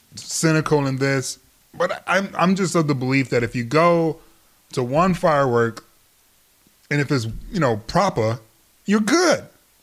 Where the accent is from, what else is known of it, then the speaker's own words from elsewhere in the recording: Detroit, Michigan, United States; moved away; So I grew up in Detroit. Cornhole season was 2 days in Detroit before it snowed.